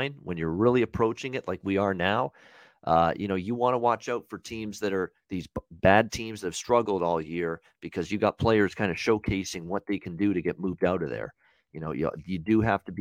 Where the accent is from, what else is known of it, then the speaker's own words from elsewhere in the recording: Hamilton, Ontario, Canada; my hometown of Hamilton